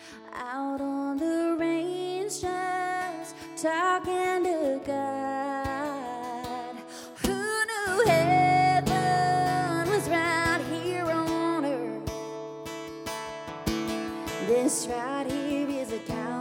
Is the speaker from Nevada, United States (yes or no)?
yes; Las Vegas, Nevada, United States; I grew up in Vegas, so I'm kind of a desert rat